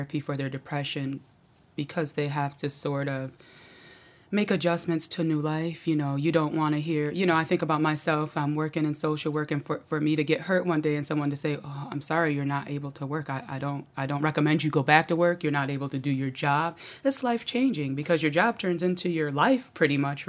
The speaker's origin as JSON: {"language": "English", "town": "Auburn", "region": "New York", "country": "United States", "tie": "born or raised there", "moved": "as an adult", "lives_now": "Syracuse, United States", "said": "I grew up in Auburn"}